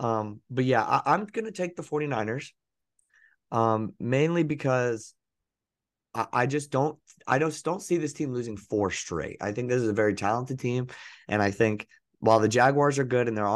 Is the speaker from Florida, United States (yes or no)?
yes; Tampa, Florida, United States; my love for my hometown team. The Bucks